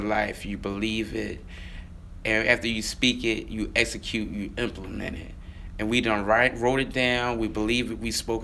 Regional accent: Philadelphia, Pennsylvania, United States; growing up in Mantua, we used to have bikes

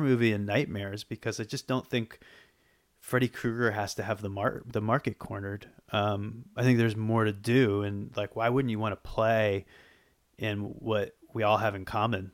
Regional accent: Boston, Massachusetts, United States; moved away as an adult; also born or lived in Los Angeles; now in New York, United States; I grew up, I grew up in Boston

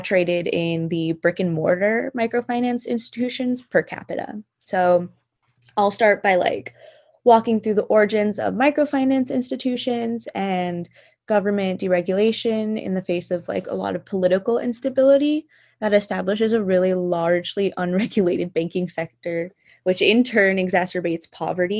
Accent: Los Angeles, California, United States; I'm from Los Angeles, California

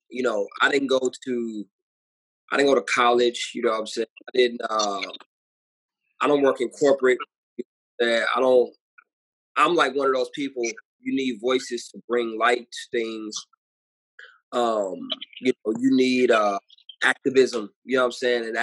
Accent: St. Louis, Missouri, United States; um, born and raised in St. Louis, Missouri.

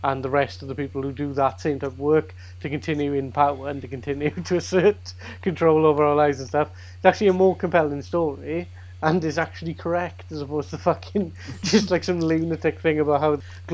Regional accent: South Wales, United Kingdom; accent: Welsh; I'm from South Wales

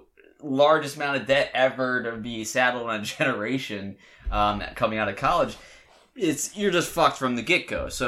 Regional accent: Delaware, United States; I went to Delaware, and I was from Delaware, so I got a really good deal.

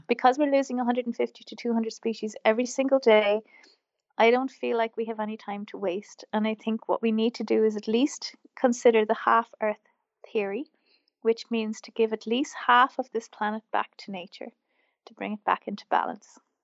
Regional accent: Wexford, Leinster, Ireland; also born or lived in Wicklow, Ireland; I grew up in Wexford, which is the southeast of Ireland, and, um, I grew up on a farm

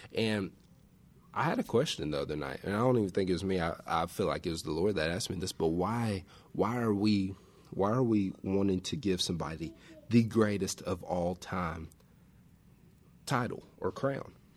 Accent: West Tennessee, United States; I grew up on West Tennessee

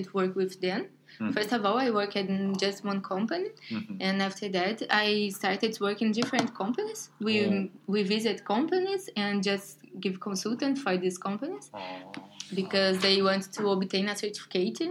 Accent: Brazil; English is a second language; moved away as an adult; now in Australia; I'm from Brazil. I'm 28 years old. And I worked as a quality consultant in Brazil before I came to Australia

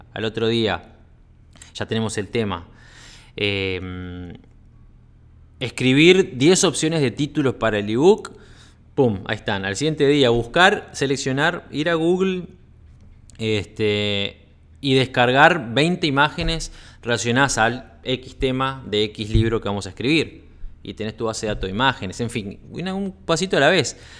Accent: Uruguay; also born or lived in Sweden; now in Costa Rica; estaba en Suecia, radicado en Suecia, pero soy uruguayo

